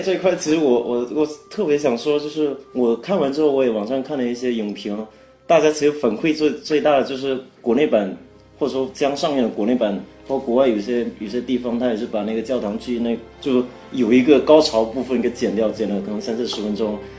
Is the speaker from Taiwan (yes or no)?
no; Fujian, China; 我是福建人，我是闽南人